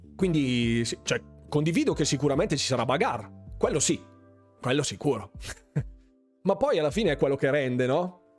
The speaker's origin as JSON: {"language": "Italian", "town": "Bergamo", "region": "Lombardy", "country": "Italy", "said": "sono di Bergamo"}